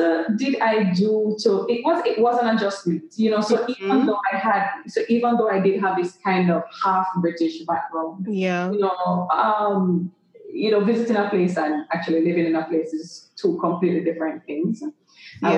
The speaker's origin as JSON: {"language": "English", "country": "Jamaica", "tie": "born or raised there", "also_born_or_lived": "London, England", "moved": "as an adult", "said": "they made a decision when I was about 2 years old that they wanted me to go to school in Jamaica"}